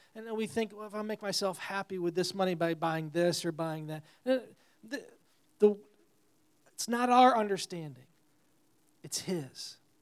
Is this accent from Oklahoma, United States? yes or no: no; New York, United States; moved away; I'm from New York originally